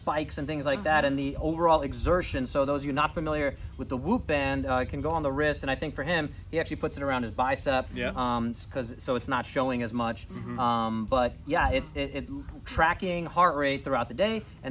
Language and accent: English; New York, United States; I'm a Jets fan, I'm a New Yorker